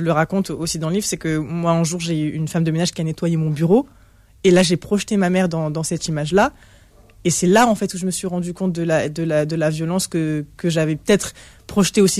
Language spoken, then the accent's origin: French; Toulouse, Occitania, France; accent: Southern French; moi, je, moi je suis toulousain.